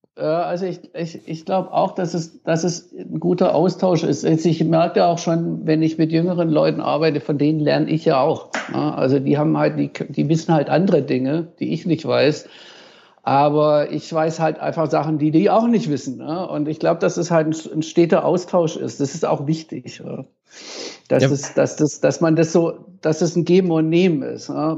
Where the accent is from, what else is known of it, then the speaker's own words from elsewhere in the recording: Tübingen, Baden-Württemberg, Germany; ich habe jahrelang im Jugendhaus in Tübingen, in meiner Heimatstadt, äh, die äh, äh, Konzerte veranstaltet